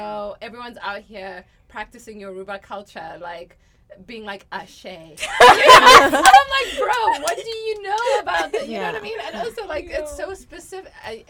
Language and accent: English; South Africa; like culturally for me as a South African